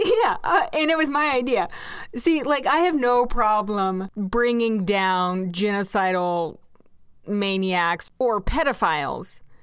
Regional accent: Kansas, United States; born and raised in Kansas

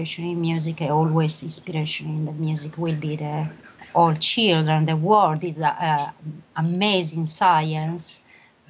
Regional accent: Sardinia, Italy; English is a second language; now in United Kingdom; I grew up in the beautiful island of Sardinia in South Italy

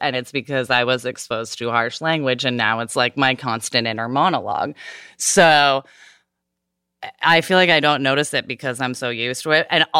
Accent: Southern United States, United States; I'm from the South, though, where the idea that women should be married and ideally at a very young age is deeply ingrained.

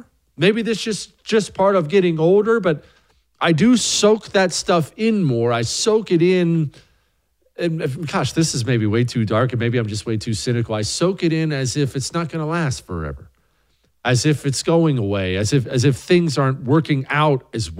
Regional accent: Bozeman, Montana, United States; my hometown of Bozeman, Montana.

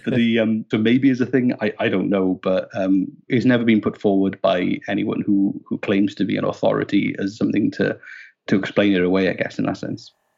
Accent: Wales, United Kingdom; moved away as an adult; now in Nova Scotia, Canada; I'm Welsh

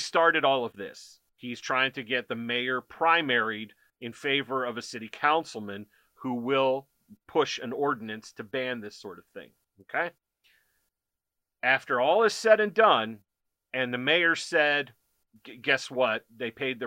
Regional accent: United States; as an American

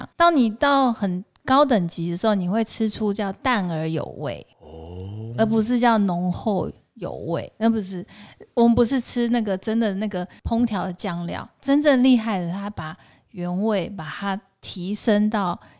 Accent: Taoyuan, Taiwan; 哦，我是桃园的眷村出来，我不是台北人呐。

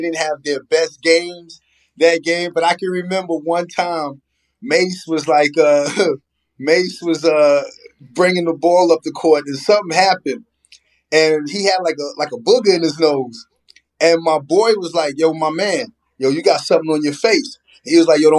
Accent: Long Island, New York, United States; I'm from Long Island

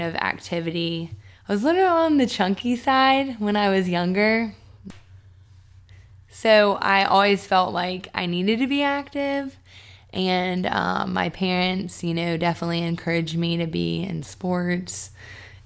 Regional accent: Charlotte, North Carolina, United States; now in Atlanta, United States; I am from Charlotte, North Carolina. I'm moving back there in a couple days.

